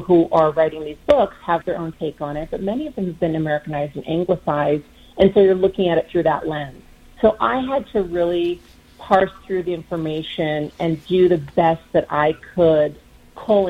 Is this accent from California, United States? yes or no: yes; California, United States; I was born and raised in Southern California near the Tijuana border